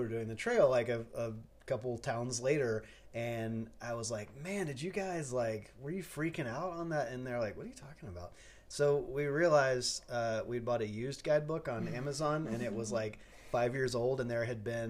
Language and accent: English; Nashville, Tennessee, United States; moved away as an adult; now in Los Angeles, United States; I grew up in Nashville, Tennessee